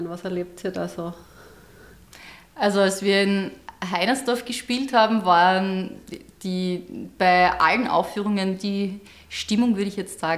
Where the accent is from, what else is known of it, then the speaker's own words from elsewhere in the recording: Ungerdorf, Styria, Austria; ich komme ja nicht direkt aus Gleisdorf, sondern aus einer kleinen Randgemeinde, mittlerweile eingemeindet. Ich bin ja ursprünglich aus Ungerdorf